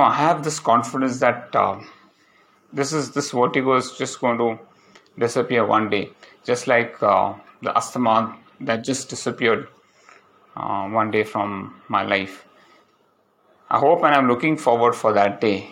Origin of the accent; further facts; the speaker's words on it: Palakkad, Kerala, India; moved away; reached Palakkad, and uh, it's my hometown.